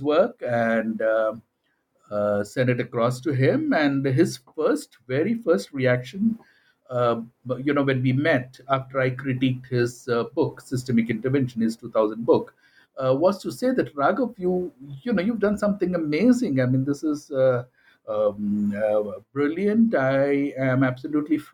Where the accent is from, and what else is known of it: India